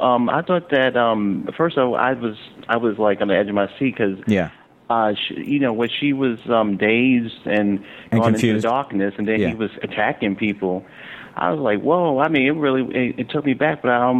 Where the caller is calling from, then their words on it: New York City, New York, United States; I'm calling from Brooklyn.